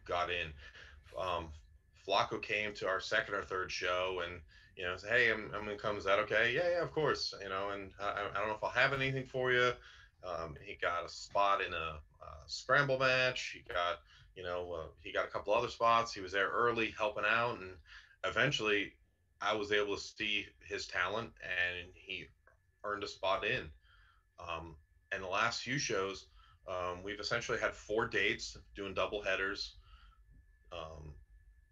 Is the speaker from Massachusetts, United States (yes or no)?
yes; Massachusetts, United States; moved away; I'm initially from Massachusetts myself